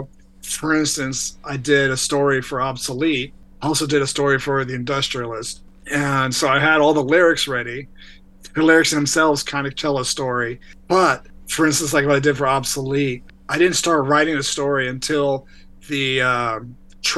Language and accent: English; Texas, United States; moved away; also born or lived in Northern Virginia / Washington, D.C. / California; I grew up in Texas, and then my family moved to Northern Virginia, right outside of DC. That's where I finished high school.